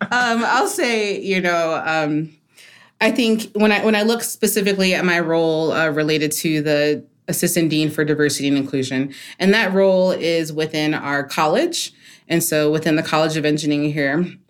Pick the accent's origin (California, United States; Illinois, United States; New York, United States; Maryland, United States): Maryland, United States; as a kid, I grew up in Maryland, so outside of D C